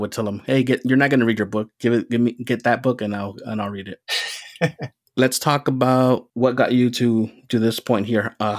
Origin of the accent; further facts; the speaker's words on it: southern tip of Texas, United States; I grew up near Mexico, actually, in the southern tip of Texas